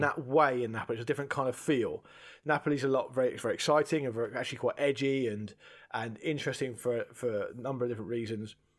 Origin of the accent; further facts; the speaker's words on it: United Kingdom; being British